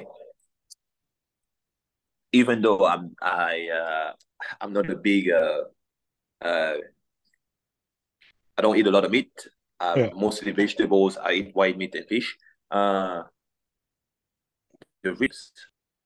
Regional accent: Cameroon; English is a second language; moved away as an adult; now in United States; growing up in Cameroon

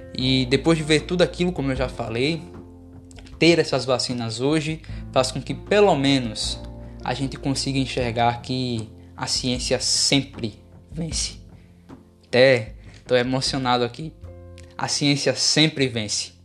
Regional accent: Brazil; Como brasileiro

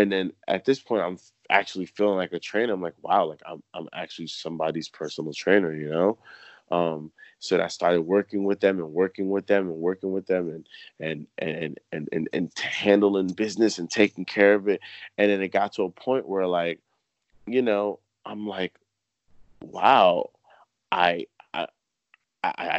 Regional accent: New Jersey, United States; moved away as an adult; now in Philadelphia, United States; I'm originally from New Jersey and I'm out in Philly

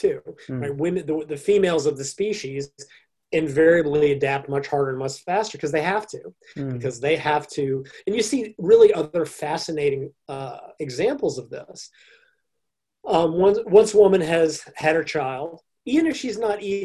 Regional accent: United States; I'm an American

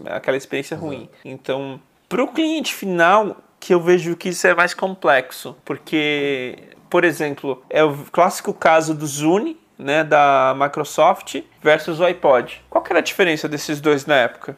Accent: São Paulo, Brazil; also born or lived in Bahia; eu vim com 11 meses, né? Então, na verdade, eu não criei sotaque baiano

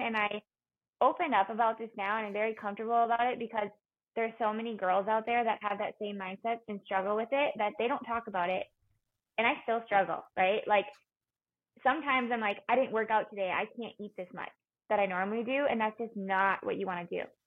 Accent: Minnesota, United States; moved away as an adult; also born or lived in Colorado; the University of Minnesota because it was my hometown

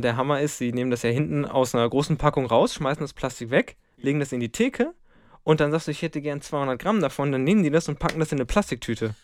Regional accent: Lemgo, North Rhine-Westphalia, Germany; ich komme aus dem Lipperland

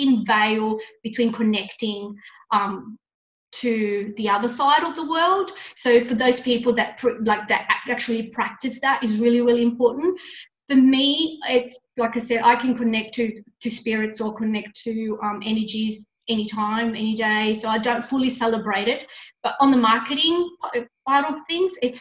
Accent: Italy; moved away; I was brought up in Italy.

